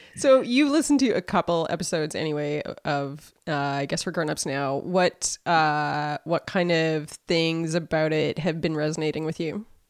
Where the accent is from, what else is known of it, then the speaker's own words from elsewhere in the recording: Saskatoon, Saskatchewan, Canada; moved away as an adult; I grew up here around Saskatoon